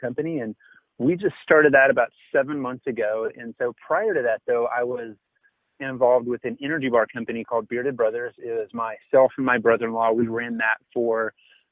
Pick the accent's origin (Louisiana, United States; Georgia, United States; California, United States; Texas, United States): Texas, United States; Denton; We're actually in Denton, Texas, which is my hometown